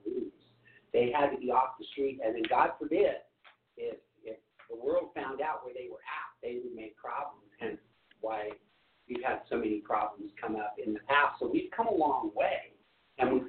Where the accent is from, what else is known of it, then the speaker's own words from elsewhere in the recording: Long Island, New York, United States; I grew up in Long Island